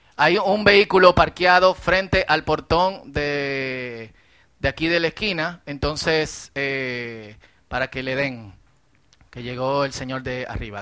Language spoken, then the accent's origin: Spanish; Dominican Republic; somos dominicanos